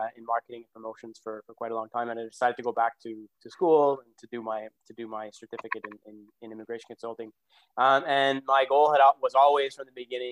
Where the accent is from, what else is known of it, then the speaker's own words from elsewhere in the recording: Montreal, Quebec, Canada; I was born and raised in Montreal. I've always lived here.